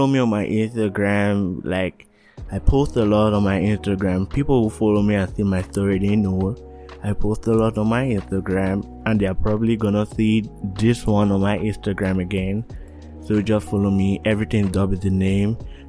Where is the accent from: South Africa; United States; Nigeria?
Nigeria; accent: Nigerian; now in Canada; I want to talk in my Nigerian accent, but if I know people are gonna listen, like, it transformed to a Canadian accent.